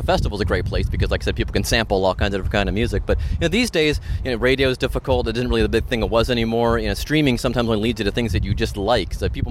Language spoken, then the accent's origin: English; Cleveland, Ohio, United States; now in Cincinnati, United States; because I'm from Cleveland originally.